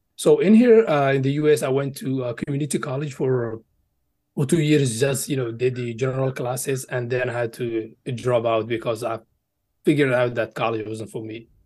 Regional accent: Egypt; now in United States; I did grow up in Egypt. So I lived there for, you know, for, uh, almost twelve years and then migrated to the U S back in, uh, twenty twelve.

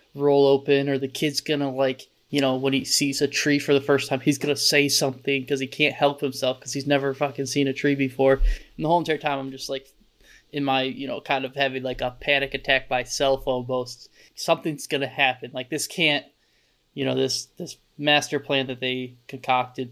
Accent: Michigan, United States; growing up in Michigan

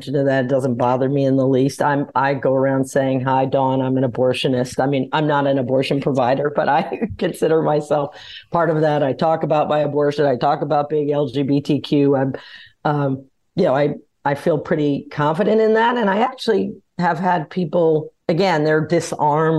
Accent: New Orleans, Louisiana, United States; I grew up in New Orleans

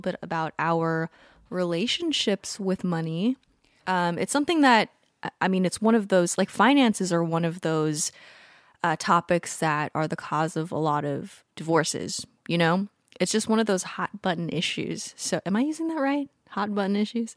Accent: Southern California, United States; I grew up in Southern California

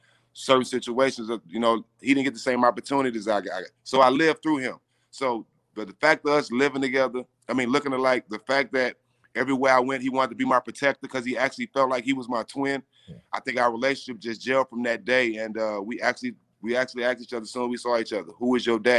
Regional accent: Port Arthur, Texas, United States; So I'm from Port Arthur, Texas, which is like an hour and a half away

